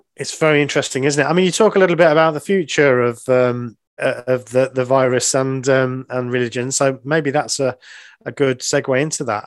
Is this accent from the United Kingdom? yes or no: yes; England, United Kingdom; being English